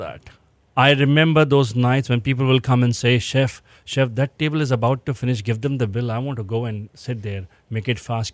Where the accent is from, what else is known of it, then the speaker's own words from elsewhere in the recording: Rajasthan, India; moved away as an adult; now in Houston, United States; I come from Rajasthan, born and brought up